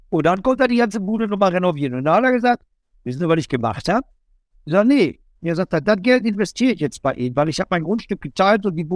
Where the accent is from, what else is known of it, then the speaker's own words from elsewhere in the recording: North Rhine-Westphalia, Germany; ich komme ja aus dem Bott und ich bin in der Nähe auch groß geworden.